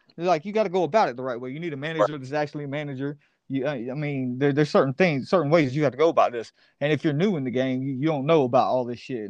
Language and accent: English; Columbia, South Carolina, United States; moved away; also born or lived in Lexington, South Carolina; I was actually born in Lexington, West Hill, so I'm from Columbia. Like born and raised, man.